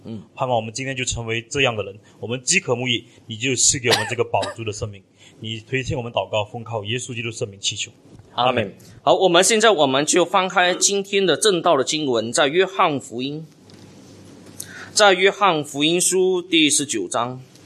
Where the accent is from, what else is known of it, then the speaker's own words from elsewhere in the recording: Malaysia; 冷气机已经成为我们马来西亚的必需品一样哈